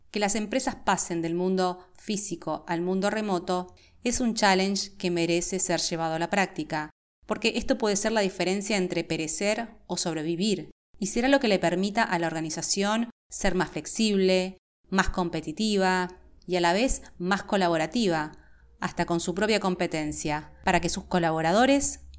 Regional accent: Buenos Aires, Argentina; also born or lived in Santiago, Chile; Como te comenté, nací en Santiago de Chile, pero he vivido desde casi toda mi vida en Buenos Aires, Argentina, desde que tenía seis años de edad, y he vivido en la ciudad de Buenos Aires específicamente, con lo cual estoy súper aporteñada

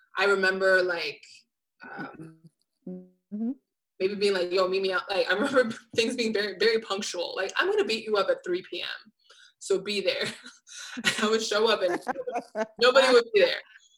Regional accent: New York City, New York, United States; I loved growing up in Flatbush because I felt safe and very tapped

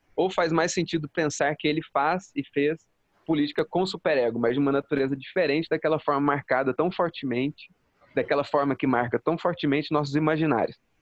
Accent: Jaci, São Paulo, Brazil; eu sou aqui de Jaci, minha cidade

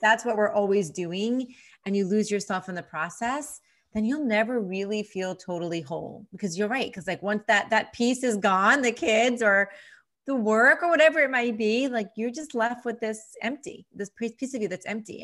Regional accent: New York, United States; moved away as an adult; now in Nashville, United States; being an East Coaster, being a New Yorker

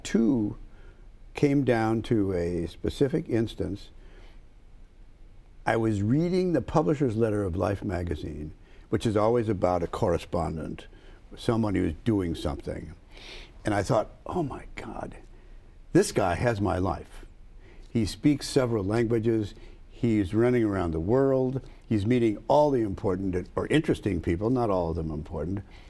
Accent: St. Louis, Missouri, United States; moved away; also born or lived in Chicago; I was born in Chicago. I grew up in St. Louis.

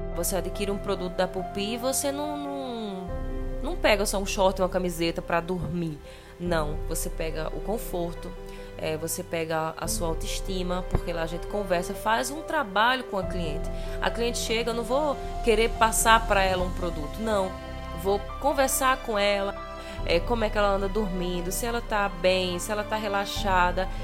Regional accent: Patos, Paraíba, Brazil; eu sou de Patos, então lá a gente é muito gaiato

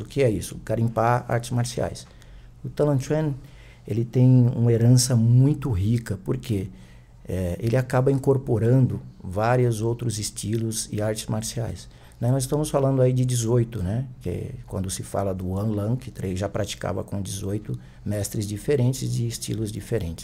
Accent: Picos, Piauí, Brazil; moved away as an adult; now in São Paulo, Brazil; a minha terra natal, né, o Piauí

